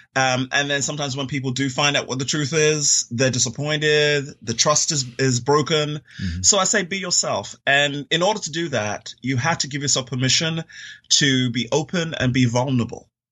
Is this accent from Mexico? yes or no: no; London, United Kingdom; moved away; also born or lived in Florida, United States; I'm originally from London, England, and grew up there uh, most of my younger formative years